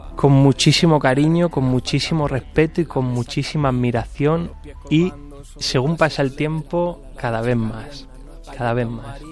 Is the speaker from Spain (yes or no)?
yes; Aldea del Fresno, Community of Madrid, Spain